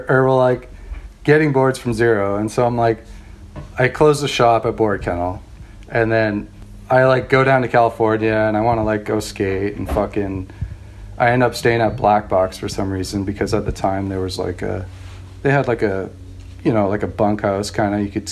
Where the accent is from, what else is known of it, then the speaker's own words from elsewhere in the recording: White Rock, British Columbia, Canada; I grew up in White Rock, BC, just outside of Vancouver, by the border